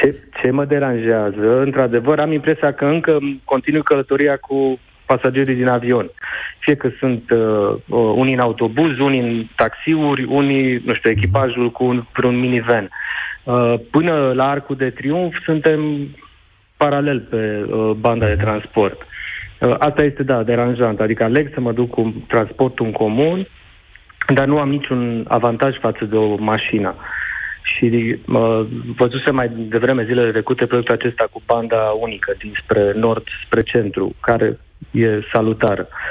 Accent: Târgu Mureș, Mureș County, Romania; sunt din Târgu Mureș

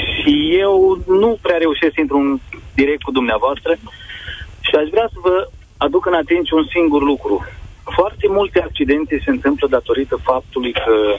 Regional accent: Romania; Noi suntem români

